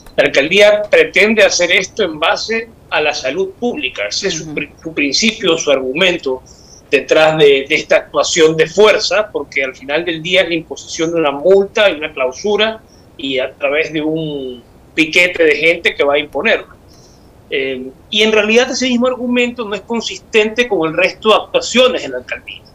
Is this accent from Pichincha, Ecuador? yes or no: no; Guayaquil, Guayas, Ecuador; como guayaquileño